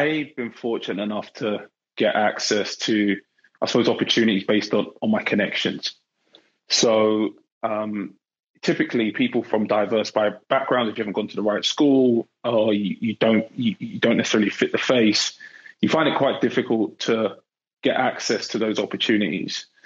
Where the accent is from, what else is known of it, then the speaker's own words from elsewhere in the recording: London, United Kingdom; moved away as an adult; now in Bay Area, United States; I grew up in England, born and bred in London